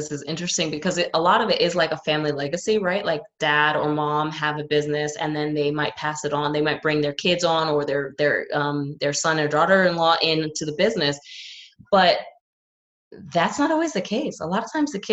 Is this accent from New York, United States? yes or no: yes; New York City, New York, United States; And I grew up in New York City, which is obviously like the finance hub of the world